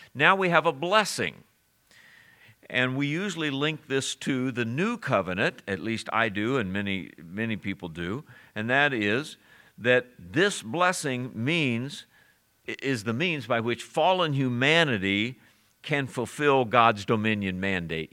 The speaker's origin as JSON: {"language": "English", "town": "Springfield", "region": "Missouri", "country": "United States", "tie": "born or raised there", "said": "Where are you born? I said in Missouri. He said where? I said Springfield"}